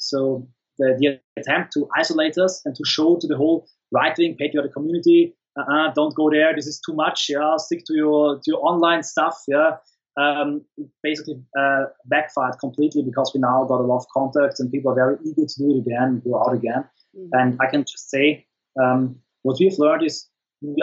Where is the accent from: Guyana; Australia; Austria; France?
Austria; the Alps; I come from the Alps in Austria. We don't have access to the sea